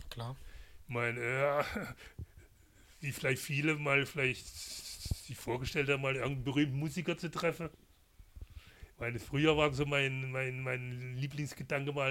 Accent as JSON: {"language": "German", "region": "Baden-Württemberg", "country": "Germany", "tie": "born or raised there", "said": "Ist auch meine Heimat, die Badischen"}